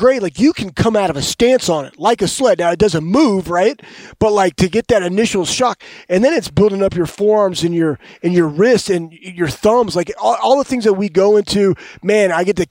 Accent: Dallas, Texas, United States; moved away; also born or lived in Ohio; I'm from Dallas, Texas

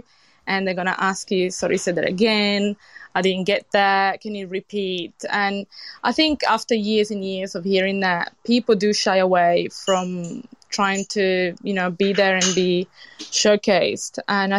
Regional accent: Italy; accent: Italian; English is a second language; also born or lived in United Kingdom; now in Australia; Well, when I first got here, some people were telling me that my accent is so British. And they couldn't really understand me, which, I mean, I'm honoured to have a British accent when, you know, I lived in UK for so long.

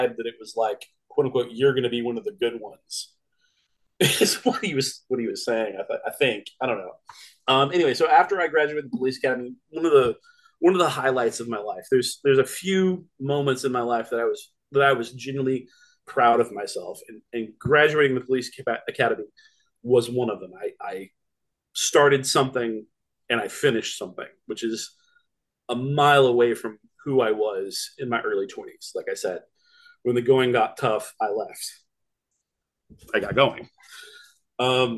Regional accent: Texas, United States; I'm from Texas

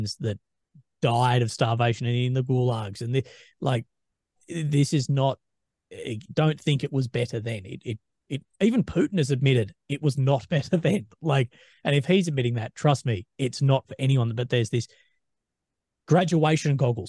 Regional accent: Australia; I'm Australian

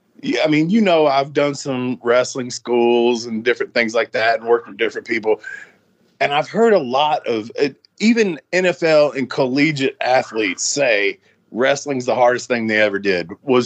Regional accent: Nashville, Tennessee, United States; as a kid growing up in America, in Nashville and stuff

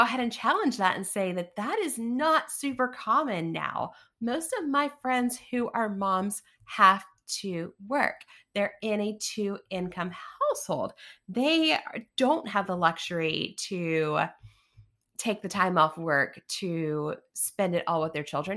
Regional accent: East Tennessee, United States; I grew up in East Tennessee

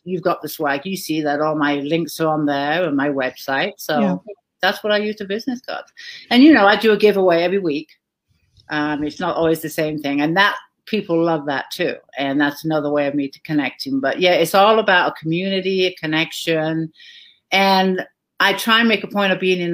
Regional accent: England, United Kingdom; moved away as an adult; now in United States; I grew up in England, a small little, quaint little town

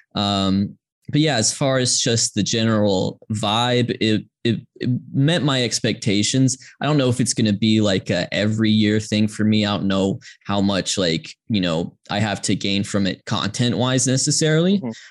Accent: Georgia, United States; I grew up in Georgia uh, as did my parents who grew up in Atlanta.

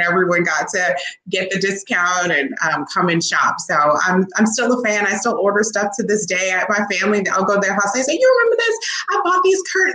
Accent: Chicago, Illinois, United States; I'm born and raised in the Chicagoland area, south suburbs. But I was born on the, you know, west side of Chicago

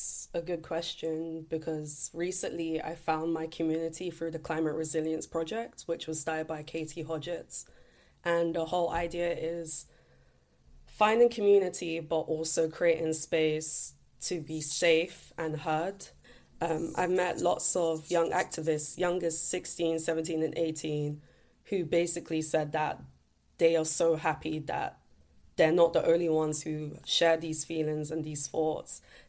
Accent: London, United Kingdom; Growing up in East London in particular, I just looked around and said, we have so many issues regarding air pollution, litter pollution

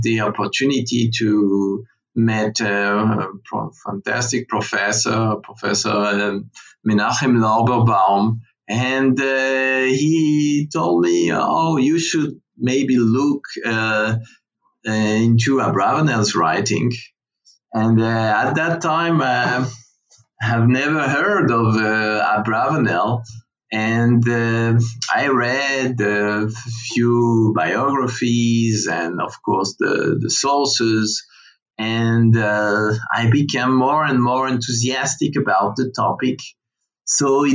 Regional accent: Paris, Île-de-France, France; moved away as an adult; also born or lived in Haifa, Israel; now in Israel; I was born and bred in Paris in a Jewish post-68 family

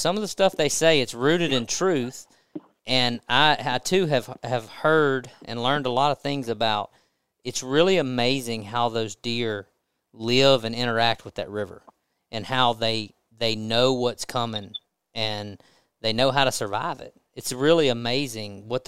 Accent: Natchez, Mississippi, United States; I grew up in Natchez, and so I've been hunting that terrain my whole life

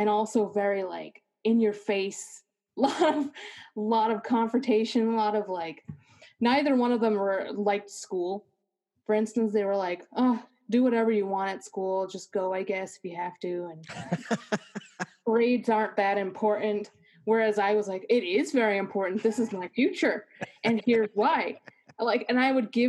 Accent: Milford, Massachusetts, United States; now in Germany; I'm from like this little town called Milford. It's like 40 minutes away, maybe 30 minutes from Boston

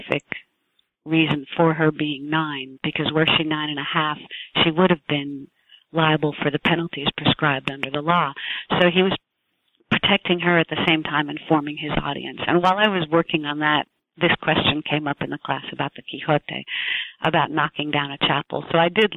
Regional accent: New Jersey, United States; also born or lived in New York City, United States; I was born in New Jersey

